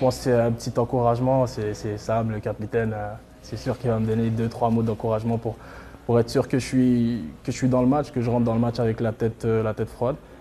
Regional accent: Montreal, Quebec, Canada; je viens de Montréal

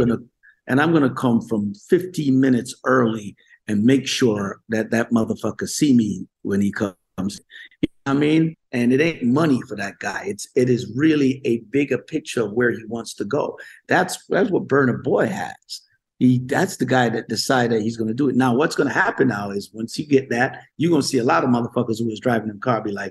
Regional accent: Jamaica; moved away; also born or lived in Brooklyn, New York; I'm from the gutters of Jamaica. Yeah, I'm from the hood of Jamaica

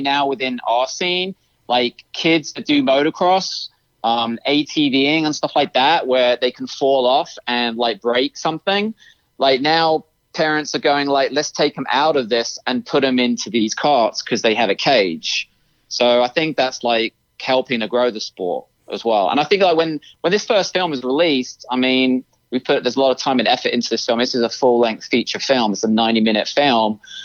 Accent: United Kingdom; moved away; I am American, but I was raised in the UK

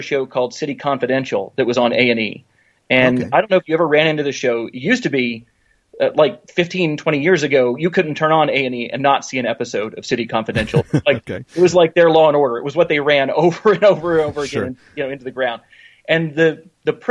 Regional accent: Knoxville, Tennessee, United States; my hometown of Knoxville, Tennessee

